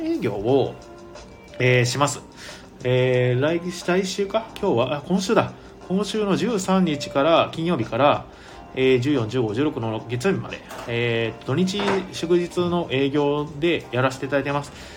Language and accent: Japanese; Ehime, Japan; now in Tokyo, Japan; 僕も愛媛県出身